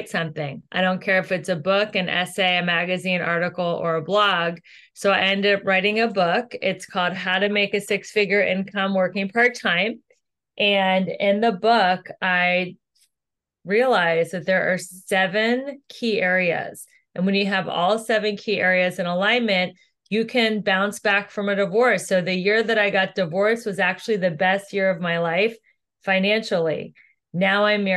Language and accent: English; Ohio, United States; moved away as an adult; also born or lived in Los Angeles; I am originally from Ohio